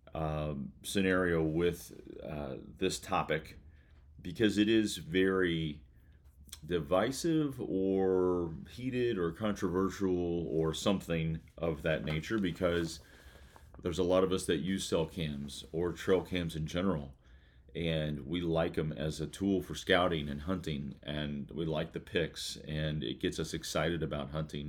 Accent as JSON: {"language": "English", "region": "Kentucky", "country": "United States", "tie": "born or raised there", "said": "Kentucky, uh, my, my home state, um, where I currently reside"}